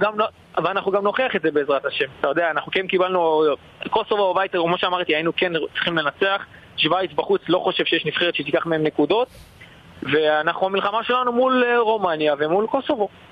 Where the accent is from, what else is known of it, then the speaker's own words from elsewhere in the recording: Eilat, Southern District, Israel; moved away as an adult; now in Austria; אני ילד אילתי